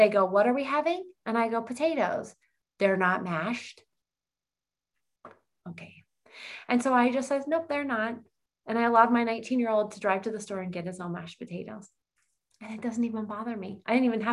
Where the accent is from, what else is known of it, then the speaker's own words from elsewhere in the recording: East Coast, United States; accent: East Coast; my East Coast accent